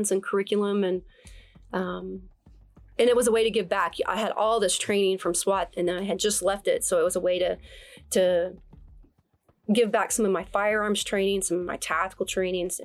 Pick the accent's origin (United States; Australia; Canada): United States; Oklahoma City, Oklahoma; moved away as an adult; now in Dallas, United States; Southside Oklahoma City